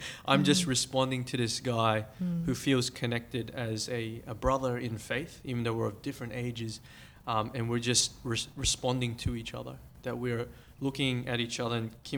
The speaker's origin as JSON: {"language": "English", "country": "Philippines", "lives_now": "Australia", "said": "And this lady who's not from our culture, so I'm Filipino, and she's of Australian Anglo background."}